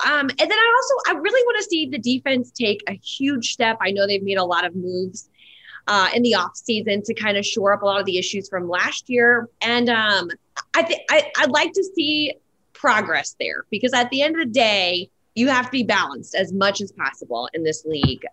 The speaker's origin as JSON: {"language": "English", "town": "New Orleans", "region": "Louisiana", "country": "United States", "also_born_or_lived": "Nashville", "moved": "yes", "said": "I'm from New Orleans, Louisiana, where football is our second religion"}